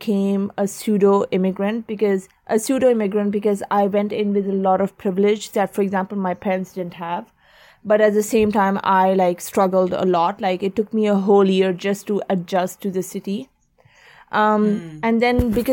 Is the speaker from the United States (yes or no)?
no; Oman; moved away as an adult; also born or lived in London, United Kingdom; I was born and raised in Oman, but my family is originally from Pakistan.